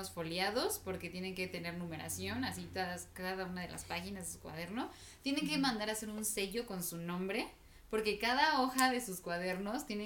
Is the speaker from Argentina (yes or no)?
no; State of Mexico, Mexico; Ajá, como crecí en el Estado de México, o sea, como toda mi vida he estado viviendo en el Estado de México